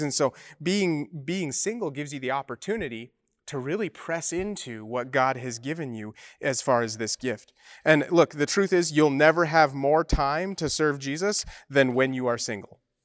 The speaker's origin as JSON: {"language": "English", "region": "Utah", "country": "United States", "moved": "yes", "said": "I come from Mormon land, uh, in Utah"}